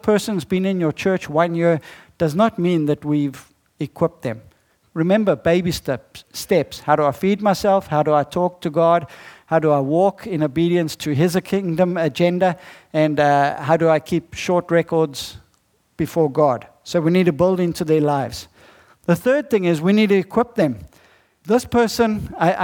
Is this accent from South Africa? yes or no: yes; South Africa; I'm not from America. I'm from South Africa